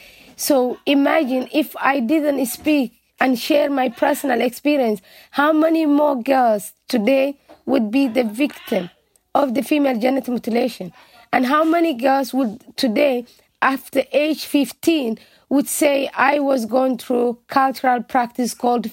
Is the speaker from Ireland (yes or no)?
yes; Dublin, Leinster, Ireland; English is a second language; a girl who are born and raised in Ireland.